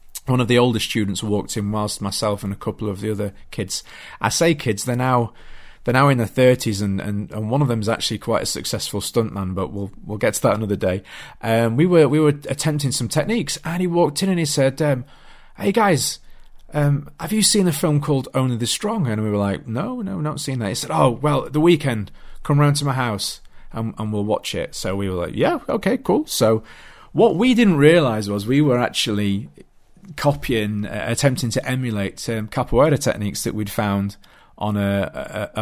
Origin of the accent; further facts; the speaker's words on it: Yorkshire and the Humber, United Kingdom; I was a young boy growing up in South Yorkshire in the UK.